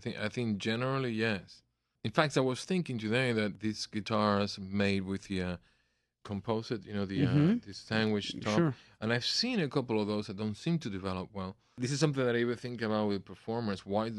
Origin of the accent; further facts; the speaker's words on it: Cuba; also born or lived in Miami / New Jersey; now in United States; Remember, we came from Cuba without a cent. So when my family decided to move from Miami up north to New Jersey, this man obviously wanted his guitar back